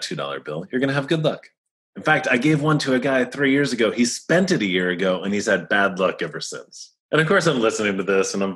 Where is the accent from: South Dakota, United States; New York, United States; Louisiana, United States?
New York, United States; Sleepy Hollow; also born or lived in Tarrytown; I'm from Westchester. I grew up in Sleepy Hollow and Tarrytown